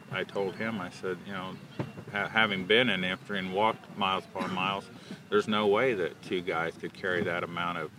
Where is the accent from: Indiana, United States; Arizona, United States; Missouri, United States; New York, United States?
Indiana, United States; Covington; I'm from Covington, Indiana.